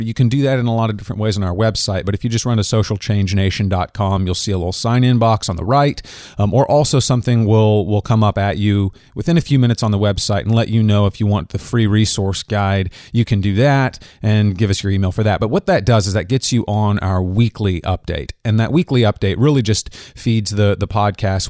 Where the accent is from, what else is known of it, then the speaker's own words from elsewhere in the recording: Kansas, United States; my home state of Kansas